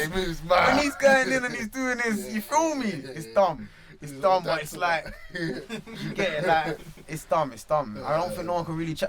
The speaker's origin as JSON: {"language": "English", "region": "London", "country": "United Kingdom", "tie": "born or raised there", "said": "Growing up in Holly Street? Holly Street's a jungle."}